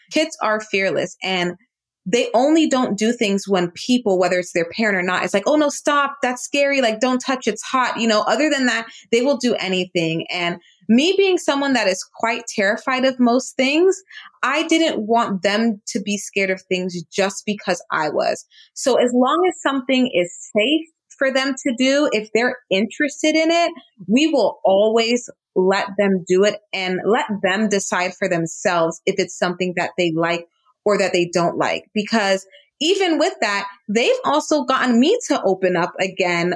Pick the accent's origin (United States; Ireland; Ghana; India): United States; South Florida; also born or lived in New York; I was born in New York, but I did grow up in South Florida, and I am first generation American. So both of my parents are Jamaican born